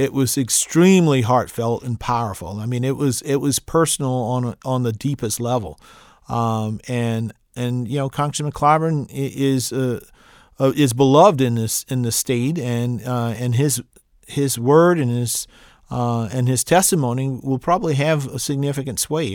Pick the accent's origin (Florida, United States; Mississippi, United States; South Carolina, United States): South Carolina, United States; Midlands; I grew up in the in the Midlands